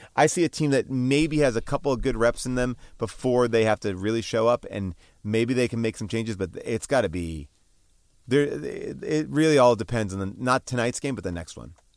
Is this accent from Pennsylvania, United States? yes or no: no; New York, United States; now in Los Angeles, United States; growing up in New York